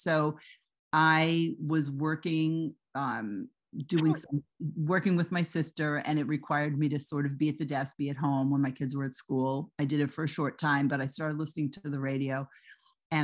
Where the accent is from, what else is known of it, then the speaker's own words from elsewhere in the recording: New York, United States; I grew up on Long Island.